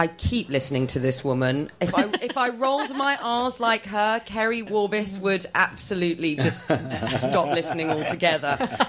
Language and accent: English; London, United Kingdom; first language Polish; English is a second language; I'm first generation English, so both my parents were born... Well, my mum was actually born in a German refugee camp after the war, and her family were Polish. Her father was in Dachau. And my father came over here when he was 21.